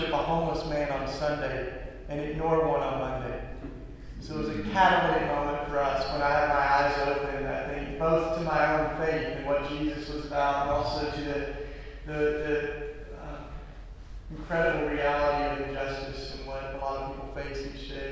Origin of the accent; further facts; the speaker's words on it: East Tennessee, United States; now in Philadelphia, United States; I grew up in East Tennessee, which is, the Bible Belt